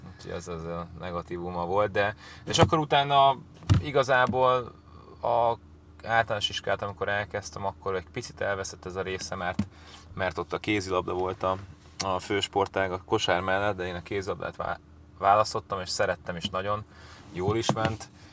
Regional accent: Budapest, Hungary; moved away as an adult; also born or lived in England; én Akvinkumon nőttem fel

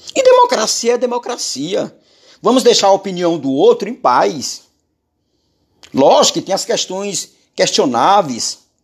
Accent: Maranhão, Brazil; Governador do meu estado, onde eu nasci, onde Jeová me criou

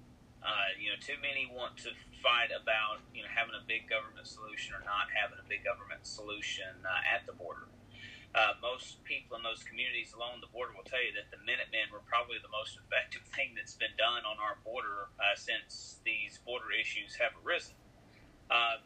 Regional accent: West Memphis, Arkansas, United States; I'm from West Memphis, where everything happened.

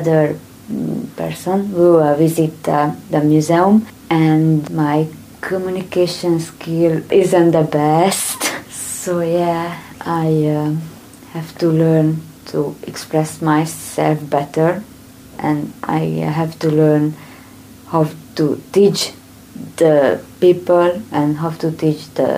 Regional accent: Transylvania, Romania; English is a second language; moved away as an adult; also born or lived in Debrecen, Hungary; now in Hungary; I am from Romania, from Transylvania.

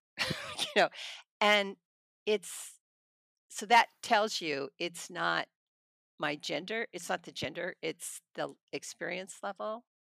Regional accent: Hanford, California, United States; also born or lived in Madera, California; I was born in Madeira, I grew up in Hanford

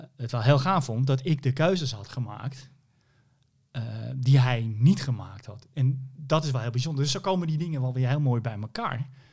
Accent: Hoorn, North Holland, Netherlands; ik kom uit Horen, daar ben ik geboren

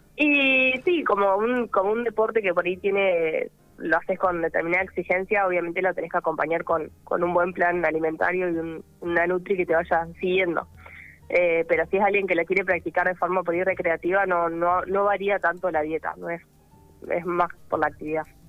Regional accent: Viedma, Río Negro, Argentina; soy de Viedma y mm, siempre nadé en el río

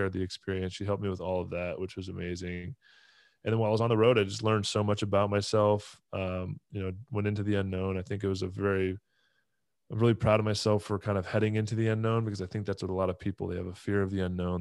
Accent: Southern California, United States; moved away; also born or lived in Tampa; I grew up in Southern California

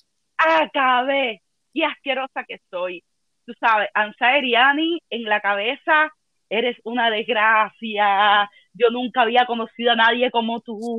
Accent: Havana, Cuba; moved away as an adult; yo nunca me quise ir de Cuba

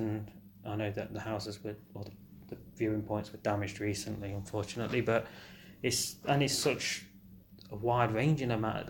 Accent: Nottinghamshire, East Midlands, United Kingdom; as someone that's grown up that side of Nottinghamshire

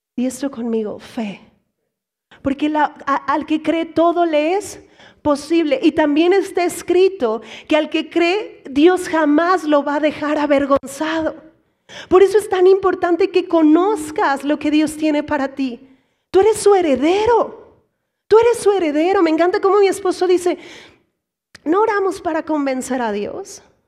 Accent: Mexico; Aquí como mexicanos

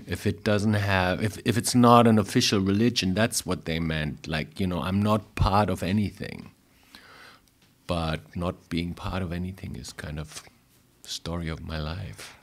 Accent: Frankfurt, Hesse, Germany; born or raised there; English is a second language; moved away as an adult; also born or lived in New York

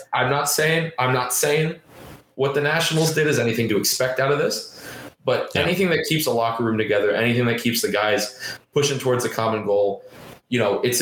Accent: United States; as an American

